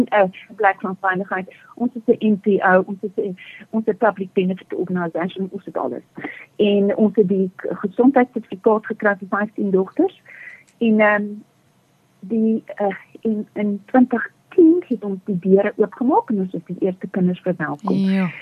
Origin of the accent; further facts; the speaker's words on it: South Africa; Ek het in Groot Amerika groot geword